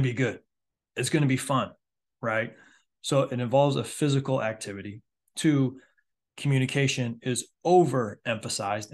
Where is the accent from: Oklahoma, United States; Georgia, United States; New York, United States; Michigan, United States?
Michigan, United States; now in Myrtle Beach, United States; my home state of Michigan